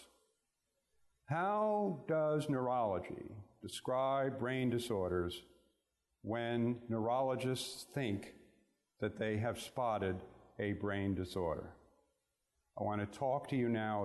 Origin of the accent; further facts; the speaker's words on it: New York City, New York, United States; I grew up in Brooklyn, New York.